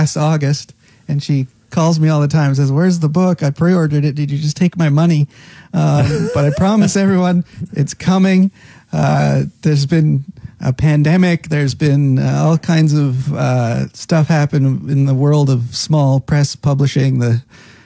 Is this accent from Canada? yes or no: yes; Caroline, Alberta, Canada; now in Cape Breton, Canada; growing up there was wonderful. Grew up on a farm just outside the village